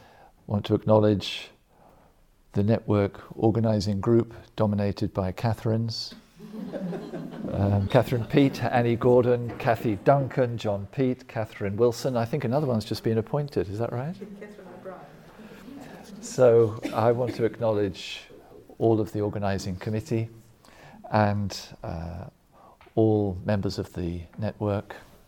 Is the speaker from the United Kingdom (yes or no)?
yes; England, United Kingdom; also born or lived in Germany; I was born in Germany and lived in Germany for some years as a boy, but I'm not German, and most of my education, most of it took place in the United Kingdom, in England.